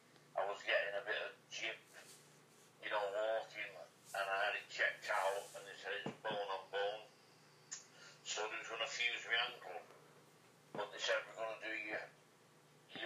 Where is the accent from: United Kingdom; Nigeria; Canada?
United Kingdom; Oldham, North West England; we both did open the gym in my hometown. It's called a Squared Circle, just outside Oldham.